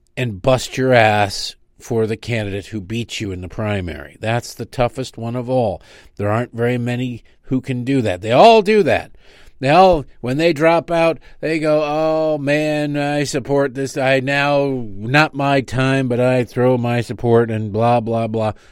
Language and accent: English; Michigan, United States; where I grew up in Michigan.